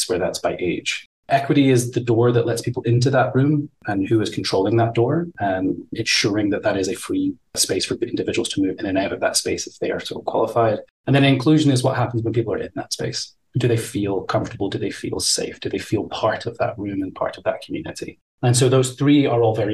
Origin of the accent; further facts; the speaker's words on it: Scotland, United Kingdom; moved away as an adult; I grew up in Scotland